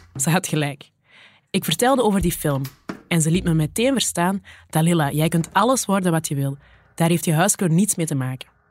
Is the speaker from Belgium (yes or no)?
yes; the Kempen, Flanders, Belgium; moved away; also born or lived in Borgerhout; Ik ben zelf een dochter van de Kempen, en daar zeggen we nogal snel: doe maar normaal